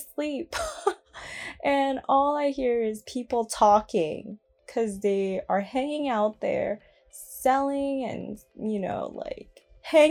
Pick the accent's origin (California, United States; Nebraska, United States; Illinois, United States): California, United States; my hometown as well, growing up, I definitely lived in the ghetto